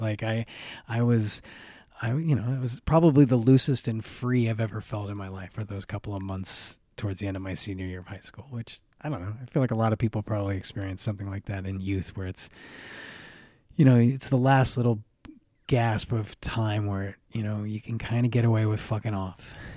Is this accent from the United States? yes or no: yes; United States; I grew up in America.